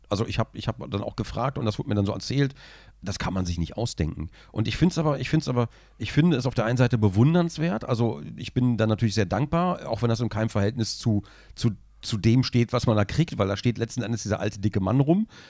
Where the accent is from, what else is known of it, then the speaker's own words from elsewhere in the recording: Braunschweig, Lower Saxony, Germany; ich komme aus Braunschweig, ich verschleife die Hälfte.